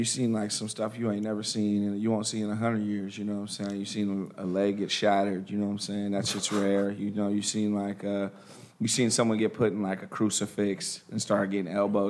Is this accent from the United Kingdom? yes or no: no; Nigeria; the thing about it is my boy is Nigerian. I'm Nigerian.